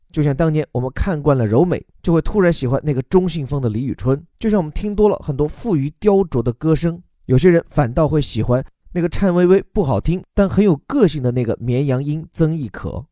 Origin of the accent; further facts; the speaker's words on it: China; 作为中国人自己